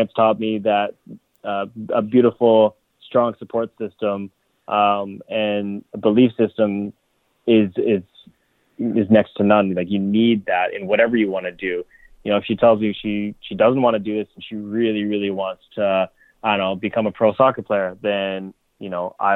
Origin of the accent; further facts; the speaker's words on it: Canada; I am Canadian